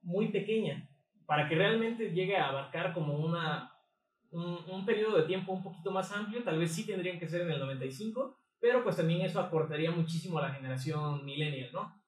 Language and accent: Spanish; Mexico; yo soy mexicano, no soy güerito.